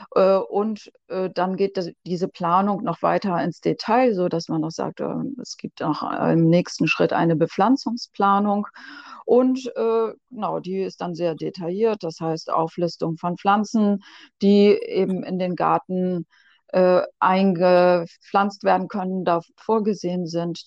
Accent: Ammerland, Lower Saxony, Germany; Ich komme ja hier aus dem Ammerland

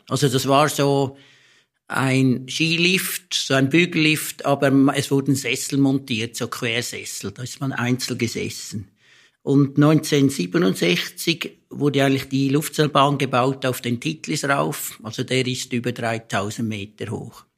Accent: Stans, Nidwalden, Switzerland; ich komme eigentlich grundsätzlich aus Stanz, also ich, das ist meine Heimat, ich komme von hier

